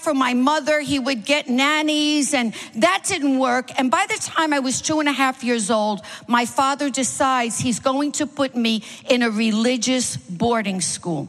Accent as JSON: {"language": "English", "town": "New York City", "region": "New York", "country": "United States", "tie": "born or raised there", "said": "I am a Manhattan girl. I grew up in Manhattan"}